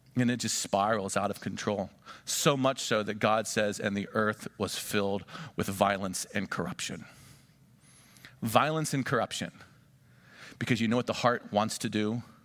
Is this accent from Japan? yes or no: no; United States; we Americans